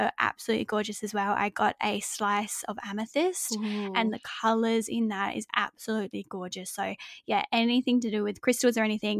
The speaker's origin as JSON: {"language": "English", "region": "England", "country": "United Kingdom", "tie": "born or raised there", "said": "because like I grew up in England, so it's constantly cold and raining"}